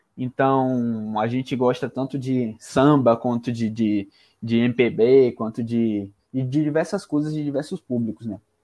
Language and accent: Portuguese; Greater Rio de Janeiro, Brazil; now in Salvador, Brazil; Carioca, nascido na Grande Rio de Janeiro